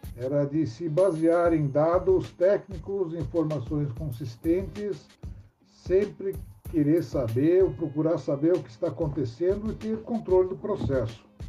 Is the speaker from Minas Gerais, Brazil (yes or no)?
no; São Paulo, Brazil; Sou paulistano